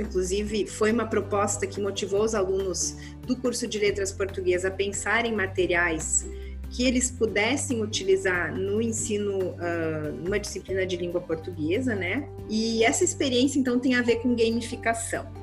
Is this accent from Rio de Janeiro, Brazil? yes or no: no; Gaúcha, Rio Grande do Sul, Brazil; moved away; also born or lived in Santa Catarina; sou gaúcha